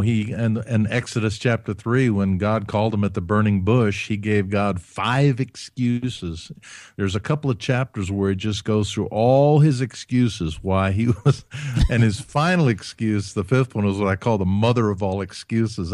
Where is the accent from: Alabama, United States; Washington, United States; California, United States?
Alabama, United States; Huntsville; I grew up in Alabama, in Huntsville